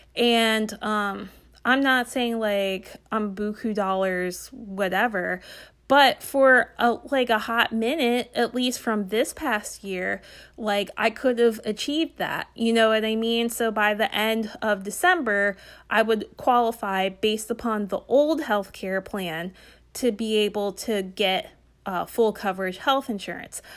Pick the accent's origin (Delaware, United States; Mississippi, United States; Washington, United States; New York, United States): Delaware, United States; Northern; I'm from Northern Delaware